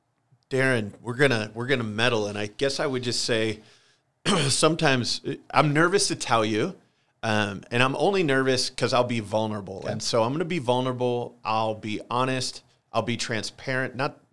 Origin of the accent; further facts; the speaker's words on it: Holland, Michigan, United States; Church I grew up at in Holland, Michigan, Central Wesleyan. The family I grew up in, a great Christian home.